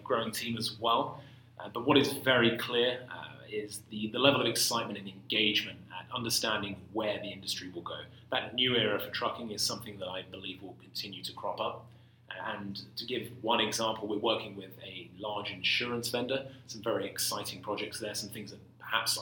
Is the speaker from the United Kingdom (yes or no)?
yes; London, United Kingdom; moved away as an adult; now in San Francisco, United States; I grew up in London. I went to college in London. I worked in London.